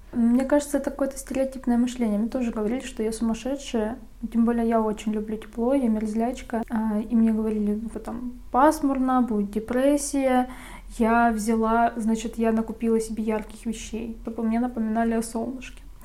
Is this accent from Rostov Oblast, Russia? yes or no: yes; Rostov-on-Don, Rostov Oblast, Russia; moved away as an adult; now in Saint Petersburg, Russia; Я, получается, из Ростова